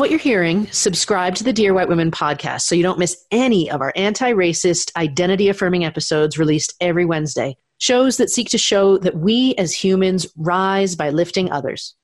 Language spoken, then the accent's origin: English; United States; I'm an American